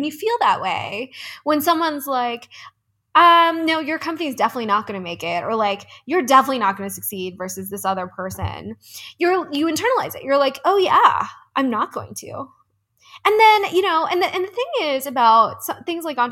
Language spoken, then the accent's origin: English; East Coast, United States; moved away as an adult; now in Denver, United States; I'm from the East Coast